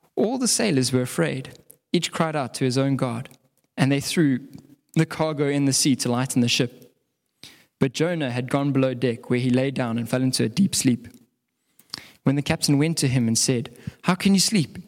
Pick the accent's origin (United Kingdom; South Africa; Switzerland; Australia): South Africa; as South African